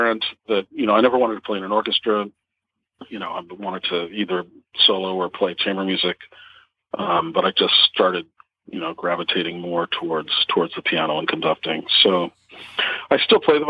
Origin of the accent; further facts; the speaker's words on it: Normal, Illinois, United States; also born or lived in Pittsburgh, Pennsylvania; I was born in Pittsburgh, moved to Normal, Illinois, which is the real place in central Illinois. When I was 3